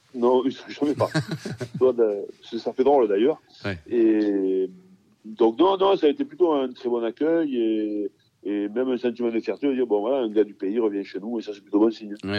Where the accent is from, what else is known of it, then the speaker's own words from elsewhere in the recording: Pépieux, Occitania, France; j'ai passé mon enfance à Pépieux, qui est un petit village dont à côté de la Livinière